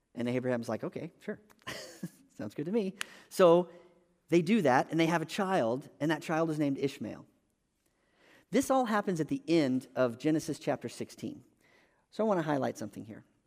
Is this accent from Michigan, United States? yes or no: no; Texas, United States; moved away as an adult; also born or lived in California / North Carolina; we moved from California back to Texas where we were from